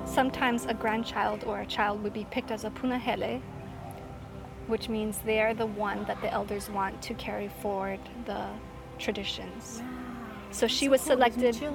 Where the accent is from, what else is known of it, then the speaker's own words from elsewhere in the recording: Hilo, Hawaii, United States; I'm from Hilo, Hawaii